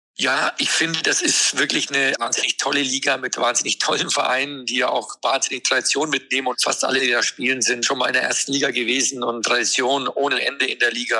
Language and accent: German; Hamburg, Germany; als Hamburger